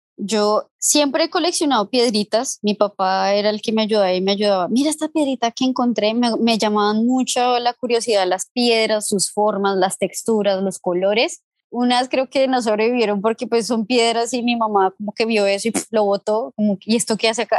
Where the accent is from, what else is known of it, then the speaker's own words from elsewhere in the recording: Venezuela; moved away; en mi infancia en Venezuela